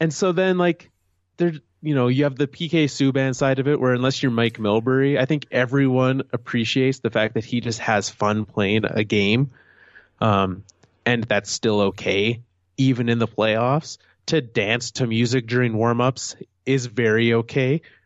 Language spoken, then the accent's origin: English; Canada; also born or lived in Calgary; As a Canadian, as someone from Canada